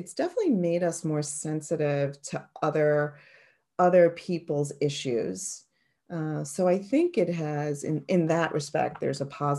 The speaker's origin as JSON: {"language": "English", "region": "New York", "country": "United States", "accent": "New York", "said": "If you get me mad, my New York accent's going to come out."}